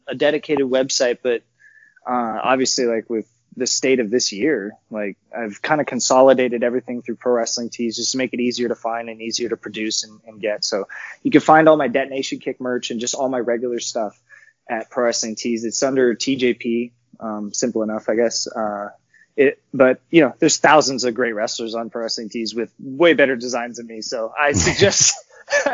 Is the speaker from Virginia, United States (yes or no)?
no; Los Angeles, California, United States; in Los Angeles in my hometown.